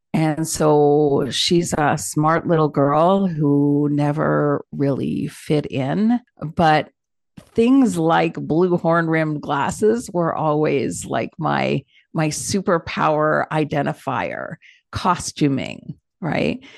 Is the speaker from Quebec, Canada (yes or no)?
no; Toronto, Ontario, Canada; growing up in Toronto, Canada